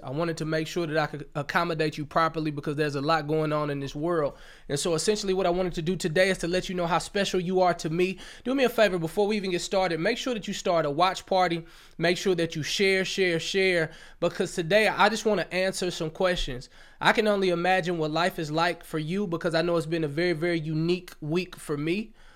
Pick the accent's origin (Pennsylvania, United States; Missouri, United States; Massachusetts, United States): Missouri, United States; St. Louis; now in Atlanta, United States; I'm originally from Saint Louis, Missouri. And, uh, I live in Atlanta, Georgia